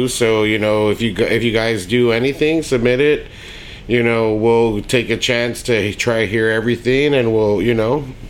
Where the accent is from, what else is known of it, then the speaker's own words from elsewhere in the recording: Alamo, Texas, United States; Alamo was pretty much it for me. Went to 2 different elementaries and middle school, high school.